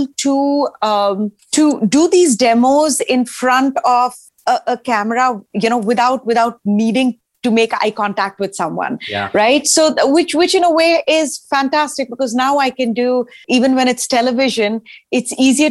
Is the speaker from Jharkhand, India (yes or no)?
yes; Ranchi, Jharkhand, India; now in Nashville, United States; I grew up in India. In eastern India, in this really small town called Ranchi